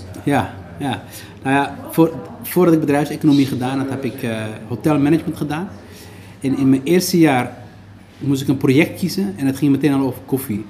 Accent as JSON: {"language": "Dutch", "country": "Netherlands", "tie": "born or raised there", "also_born_or_lived": "Somalia", "said": "we zijn een stukje opgegroeid in AZC"}